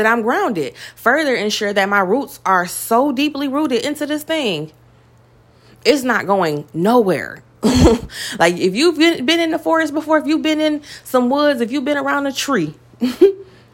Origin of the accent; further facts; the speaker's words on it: Detroit, Michigan, United States; I come from Detroit